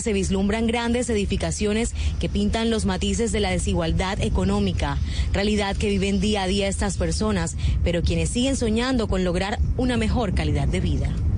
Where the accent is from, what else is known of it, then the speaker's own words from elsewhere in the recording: Venezuela; now in Barranquilla, Colombia; la mayoría somos venezolanos.